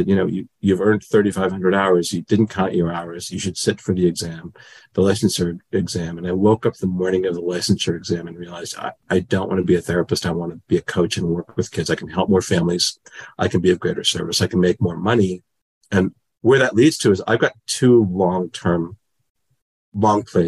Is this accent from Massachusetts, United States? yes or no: yes; Newton, Massachusetts, United States; growing up in Newton, Massachusetts, a suburb outside of Boston.